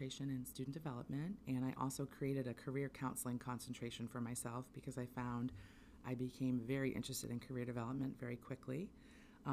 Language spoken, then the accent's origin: English; Southern Maine, United States; also born or lived in Orono, Maine / Eddington, Maine; I grew up in Southern Maine, and I left to go to college and had some different work experiences. And then about 10 years later, I was grateful to have the opportunity to move back to Maine